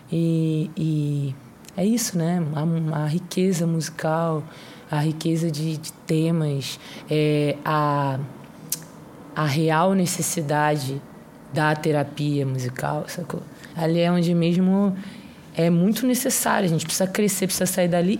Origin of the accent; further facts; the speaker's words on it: Rio de Janeiro, Brazil; eu sou do Rio de Janeiro